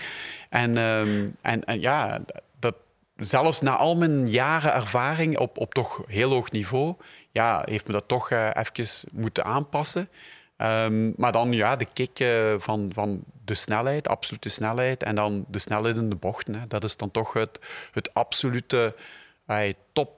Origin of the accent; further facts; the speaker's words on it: Belgium; ik ook uit België kwam